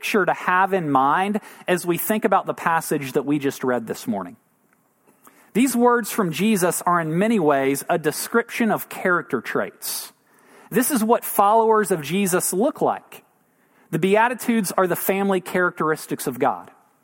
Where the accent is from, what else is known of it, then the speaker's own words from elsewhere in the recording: Tennessee, United States; moved away as an adult; now in San Antonio, United States; Rachel and I both grew up in Tennessee, and we moved here to San Antonio from Tennessee